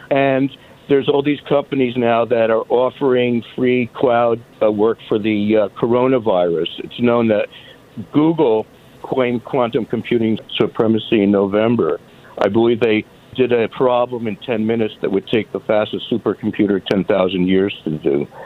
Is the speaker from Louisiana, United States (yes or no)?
yes; New Orleans, Louisiana, United States; I'm from New Orleans